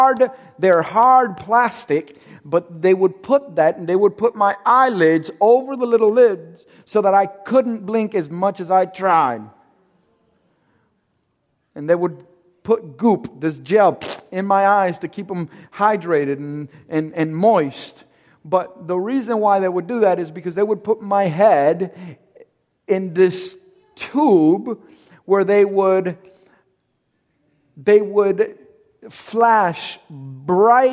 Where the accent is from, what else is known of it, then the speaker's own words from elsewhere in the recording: Cuba; I'm Cuban. I'm from Cuba.